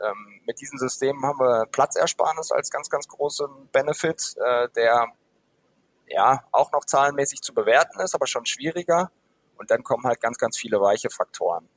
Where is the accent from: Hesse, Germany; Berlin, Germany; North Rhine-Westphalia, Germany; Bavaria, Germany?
North Rhine-Westphalia, Germany; Dortmund; ich komme tatsächlich aus, aus Westfalen, aus Dortmund